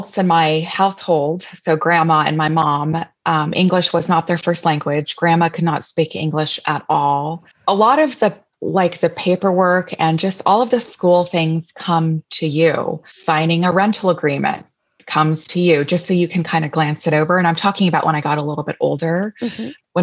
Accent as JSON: {"language": "English", "region": "Southern California", "country": "United States", "tie": "born or raised there", "also_born_or_lived": "Sacramento, California", "moved": "yes", "said": "I was born in Sacramento, California. And most of my childhood was spent in Southern California."}